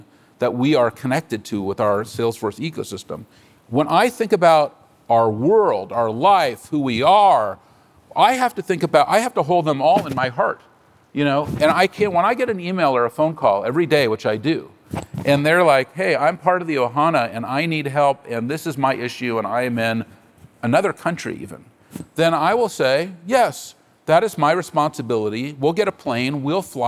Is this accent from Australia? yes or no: no; San Francisco, California, United States; I'm a native San Franciscan. I was born on Divisadero Street